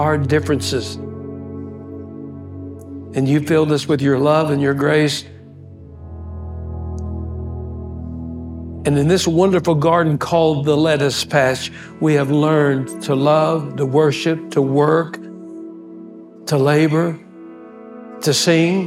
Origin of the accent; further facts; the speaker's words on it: West Texas, United States; I'm from West Texas